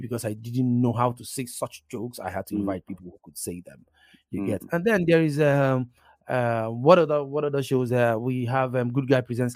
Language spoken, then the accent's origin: English; Igbo, Igboland, Nigeria; my experience as a Nigerian, and my experience as an Igbo boy